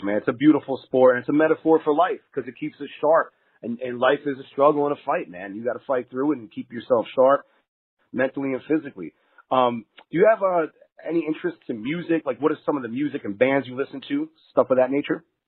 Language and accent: English; New Jersey, United States; moved away as an adult; now in Las Vegas, United States; I'm originally from New Jersey